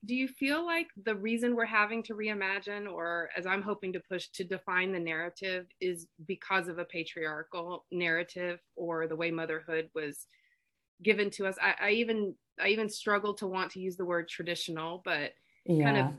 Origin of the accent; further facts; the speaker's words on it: Birmingham, Alabama, United States; I'm from Birmingham, Alabama.